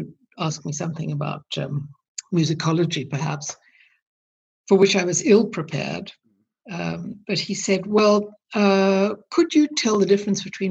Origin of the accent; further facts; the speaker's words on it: South Africa; moved away; I grew up in South Africa